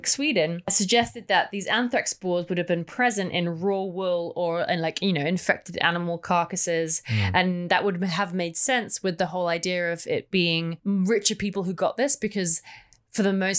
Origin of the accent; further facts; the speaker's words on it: England, United Kingdom; just me being English.